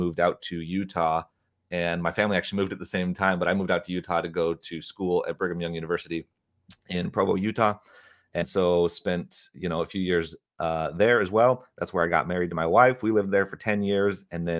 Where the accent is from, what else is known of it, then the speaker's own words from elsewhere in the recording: South Africa; moved away; also born or lived in Dubuque, Iowa; And so like I'm like growing up in South Africa, having this like amazing experience there. And then we found out we're moving to Dubuque, Iowa